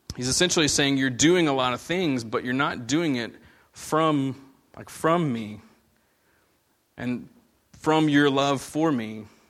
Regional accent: United States; growing up in America

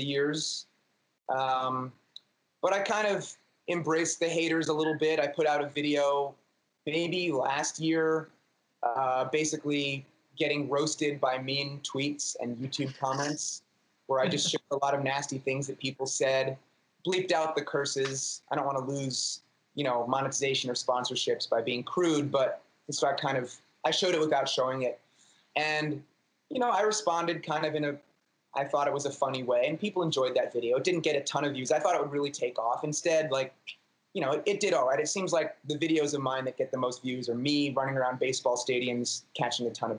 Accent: New York City, New York, United States; native New Yorker. I was born in Manhattan, still live in Manhattan.

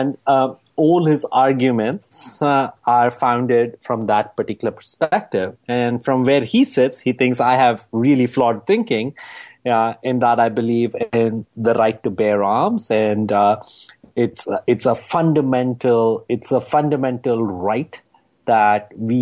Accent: United States; my home country

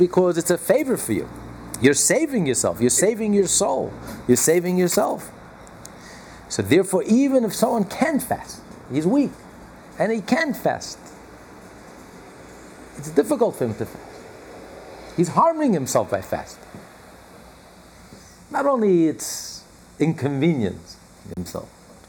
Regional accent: United States; we're all American

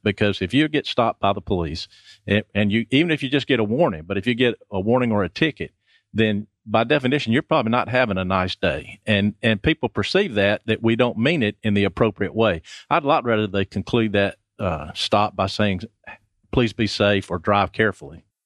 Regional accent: Athens, Georgia, United States; moved away as an adult; also born or lived in Summerville, South Carolina / Snellville, Georgia; I was born in Athens a long time ago.

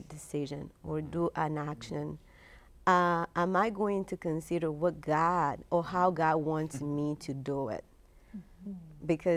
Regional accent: Guinea-Bissau; moved away; growing up in Guinea-Bissau

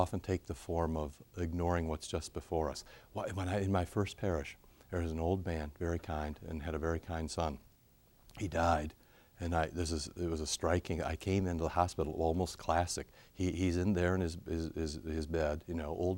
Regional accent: Cedar Rapids, Iowa, United States; Cedar Rapids, Iowa, my hometown

